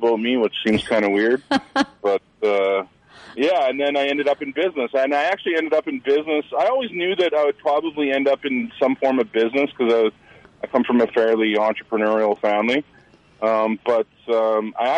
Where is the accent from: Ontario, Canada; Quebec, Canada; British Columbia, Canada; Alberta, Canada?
British Columbia, Canada; Williams Lake; moved away as an adult; now in Prince George, Canada; I'm originally from Williams Lake. My family grew up in Williams Lake, and I graduated high school in Williams Lake.